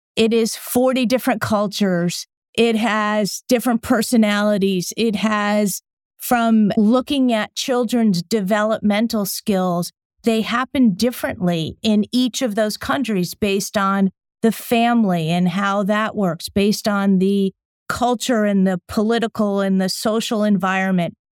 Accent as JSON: {"language": "English", "area": "just outside of New Haven", "region": "Connecticut", "country": "United States", "tie": "born or raised there", "also_born_or_lived": "London", "moved": "as an adult", "said": "I grew up in Connecticut, just outside of New Haven, to an Italian American family."}